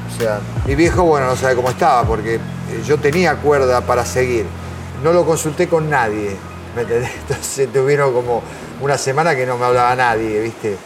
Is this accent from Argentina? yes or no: yes; Tapiales, Buenos Aires Province, Argentina; yo nací en la capital, pero cuando nos mudamos fuimos a Tapiales. Y, bueno, fui a un club, Juvencia de Tapiales. Me crié ahí, de chiquitito